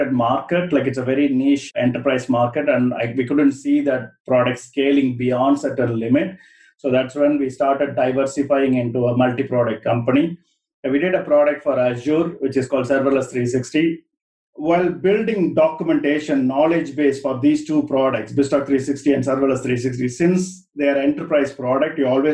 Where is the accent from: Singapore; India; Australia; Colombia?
India; moved away as an adult; also born or lived in London, United Kingdom; now in United Kingdom; I was born and brought up in India